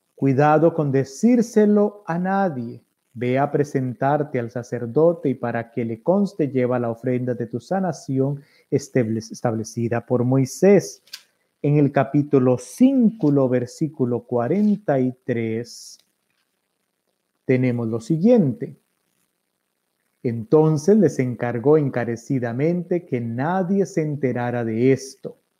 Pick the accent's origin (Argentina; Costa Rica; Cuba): Costa Rica; como buen tico